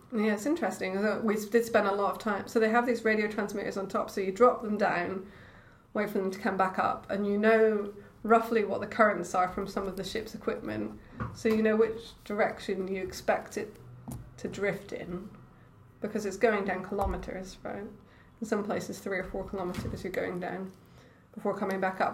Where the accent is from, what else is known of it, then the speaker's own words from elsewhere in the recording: Edinburgh, Scotland, United Kingdom; moved away as an adult; also born or lived in London / Cambridge; I grew up in Edinburgh